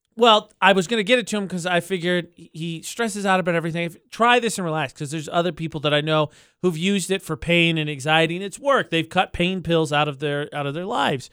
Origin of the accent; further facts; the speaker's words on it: near Chicago, Illinois, United States; now in Las Cruces, United States; Chicago again this year, which is near my hometown